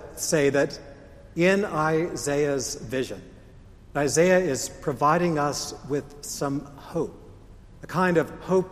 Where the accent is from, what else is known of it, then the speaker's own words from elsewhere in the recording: United States; I'm an American